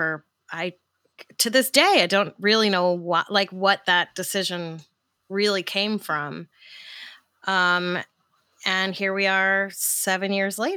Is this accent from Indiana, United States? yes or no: no; New York City, New York, United States; I grew up in New York